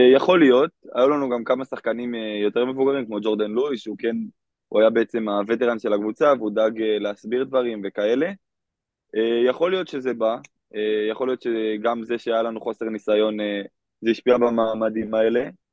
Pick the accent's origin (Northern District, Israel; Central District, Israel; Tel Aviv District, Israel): Central District, Israel; Kadima Zoran; אני מקדימה צורן במקור